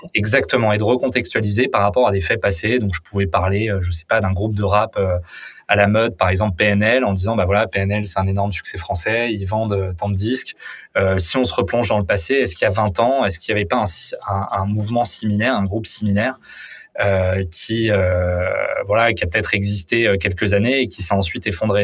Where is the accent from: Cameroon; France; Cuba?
France; Paris, Île-de-France; j'ai vécu toute euh, toute ma vie à, à Paris